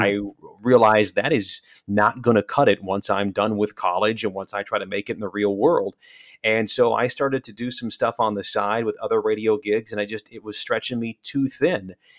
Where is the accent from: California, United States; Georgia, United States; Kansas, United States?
Kansas, United States; Salina; moved away as an adult; also born or lived in North Dakota; now in Milwaukee, United States; I'm born and raised in Kansas, so I'm a Kansas boy by heart. I'm from Salina